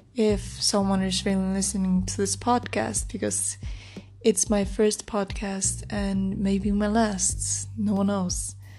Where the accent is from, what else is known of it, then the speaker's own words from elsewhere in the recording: Iceland; English is a second language; I'm also from Iceland, so my English isn't um, the best